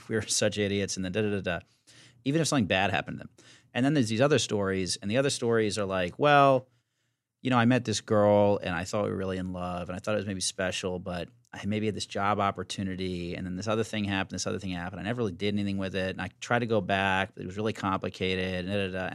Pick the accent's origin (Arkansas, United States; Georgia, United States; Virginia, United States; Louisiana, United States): Virginia, United States; now in New York, United States; I'm from Virginia